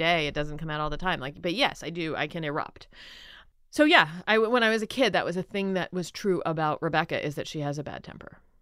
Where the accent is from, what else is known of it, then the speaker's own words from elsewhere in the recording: Philadelphia, Pennsylvania, United States; I grew up in Philadelphia.